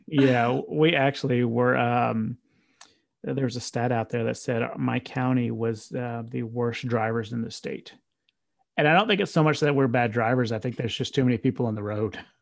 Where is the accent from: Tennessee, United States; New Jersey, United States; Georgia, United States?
Tennessee, United States; Murfreesboro; also born or lived in Nashville, Tennessee; my hometown